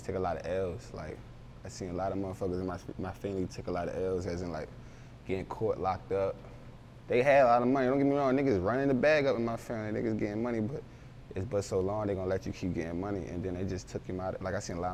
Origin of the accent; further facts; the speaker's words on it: Philadelphia, Pennsylvania, United States; also born or lived in Baltimore, Maryland; I was born in Baltimore, but I was raised in Philly.